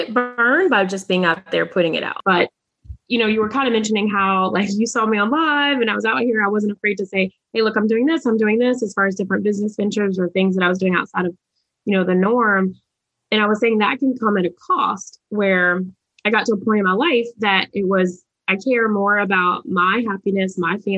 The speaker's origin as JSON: {"language": "English", "town": "Charlotte", "region": "North Carolina", "country": "United States", "tie": "born or raised there", "said": "I'm from Charlotte, North Carolina, and we had a minority achievement program"}